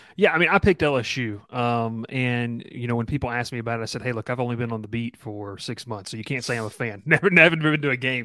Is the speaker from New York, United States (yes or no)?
no; Columbus, Georgia, United States; moved away; I'm originally from Columbus, Georgia